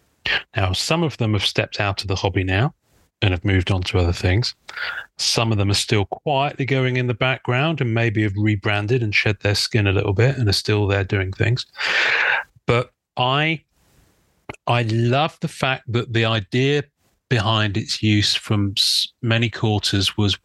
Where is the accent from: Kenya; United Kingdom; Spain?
United Kingdom; I'm a Brit. I'm quite reserved.